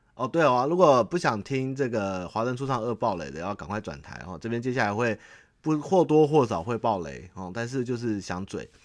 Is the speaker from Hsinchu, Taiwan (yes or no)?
no; Xindian, New Taipei, Taiwan; 我土生土长在这个地方，我从小就是八零年代，对，台北，然后台北跟永和这种，那种跑，跑去的嘛